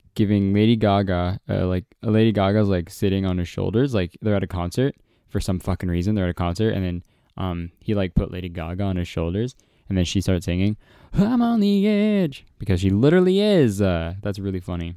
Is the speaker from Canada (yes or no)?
yes; Canada